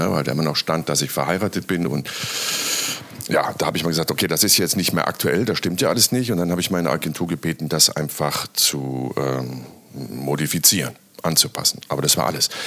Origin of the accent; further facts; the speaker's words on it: Bonn, North Rhine-Westphalia, Germany; Und ich bin ja Bonner. Ich habe da ja einen Großteil meines Lebens gelebt, bin da zur Welt gekommen und äh, ich mag die Stadt ja.